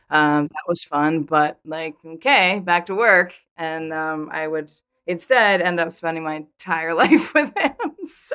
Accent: Vermont, United States; I grew up in Vermont, so you can't help but know, obviously, who they are.

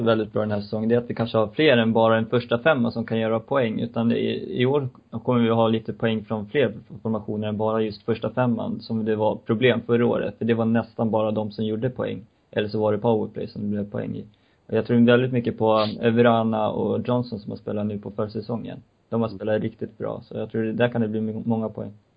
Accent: Uppsala, Uppsala County, Sweden; min kära hemmastad Uppsala

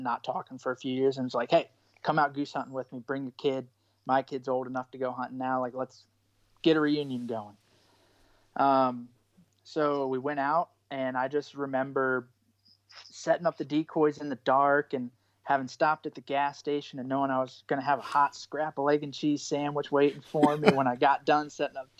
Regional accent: East Coast, United States; growing up on the East Coast

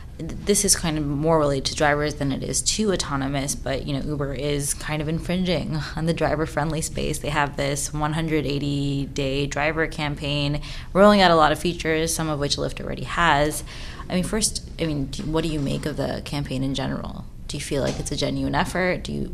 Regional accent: New York City, New York, United States; I'm a New Yorker.

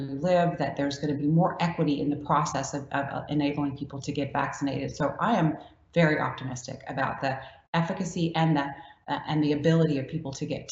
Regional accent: Louisiana, United States; I'm from Louisiana, and that's how we make gumbo

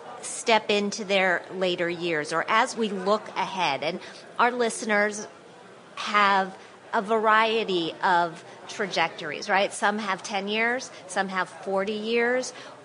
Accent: Wisconsin, United States; also born or lived in Indiana / West Virginia; now in New York, United States; I am from the Midwest. I grew up in Wisconsin

